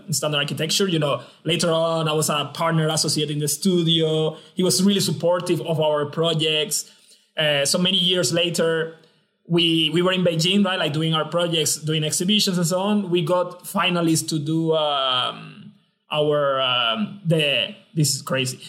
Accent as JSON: {"language": "English", "town": "San Juan", "country": "Puerto Rico", "tie": "born or raised there", "also_born_or_lived": "Belgium / China", "moved": "as an adult", "said": "I'm from uh, Rio Piedras, Puerto Rico. I was born in Puerto Rico and I studied my undergrad and my graduate studies in Puerto Rico"}